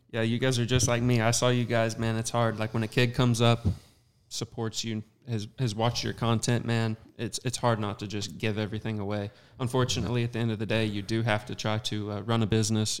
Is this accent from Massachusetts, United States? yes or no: no; Southern Missouri, United States; I'm from Southern Missouri